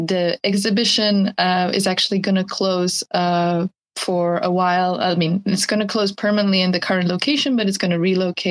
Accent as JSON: {"language": "English", "country": "Italy", "moved": "yes", "lives_now": "Japan", "said": "I'm originally from Italy"}